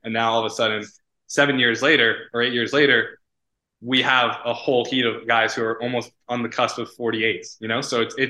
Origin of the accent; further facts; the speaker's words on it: United States; I actually really respect that because I came from the States